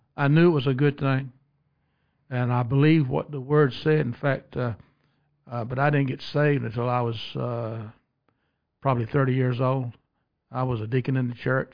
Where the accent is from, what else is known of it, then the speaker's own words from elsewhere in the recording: West Columbia, South Carolina, United States; Right here in West Columbia, all my life